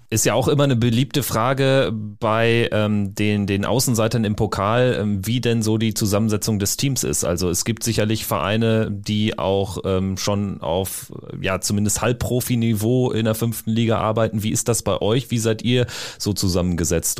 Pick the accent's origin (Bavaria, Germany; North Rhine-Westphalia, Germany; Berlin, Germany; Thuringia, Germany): North Rhine-Westphalia, Germany; weil ich auch gebürtig aus NRW komme